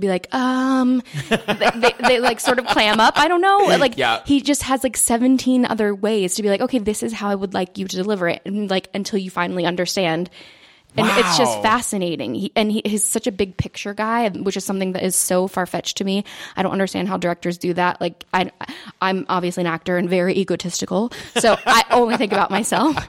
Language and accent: English; Cumming, Georgia, United States; moved away; I grew up in Cumming, Georgia